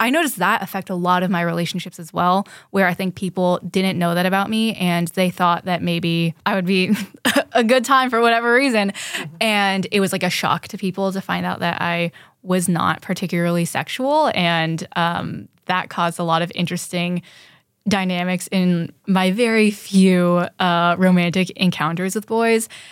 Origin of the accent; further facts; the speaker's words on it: San Francisco, California, United States; I grew up in San Francisco